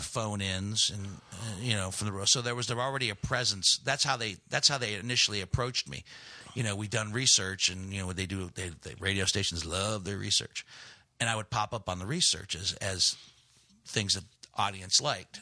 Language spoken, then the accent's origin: English; Steubenville, Ohio, United States; also born or lived in Gary, Indiana / Chicago / Greece; Steubenville, Ohio, which is my unofficial hometown.